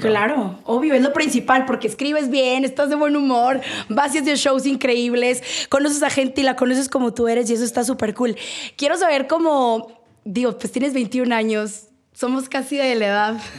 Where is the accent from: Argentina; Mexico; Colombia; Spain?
Mexico; Sonora; yo soy de Sonora